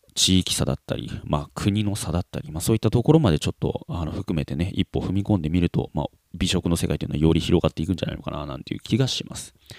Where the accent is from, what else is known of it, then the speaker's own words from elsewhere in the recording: Kansai, Japan; moved away; 幼少期を関西の方で過ごした